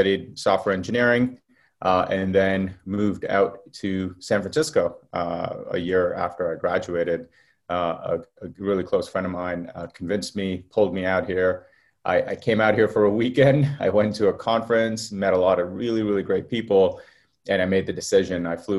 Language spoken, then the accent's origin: English; Qatar; moved away; So I was born in the Middle East in a place called Qatar. It was actually the military base for the US. So I actually grew up around a lot of US military planes. Lived there for quite a while. We actually moved out because of the Gulf War.